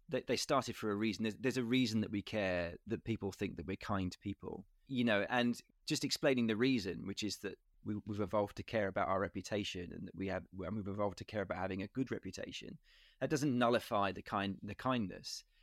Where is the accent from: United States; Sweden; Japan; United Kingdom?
United Kingdom; that's my country and I and I feel like a a person of status because I'm British and, and these are my my royal family